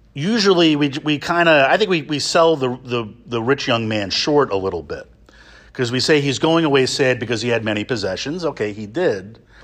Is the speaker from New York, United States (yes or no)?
yes; New York area, United States; moved away as an adult; I grew up in the New York area, and I've spent most of my Salesian life outside the New York area.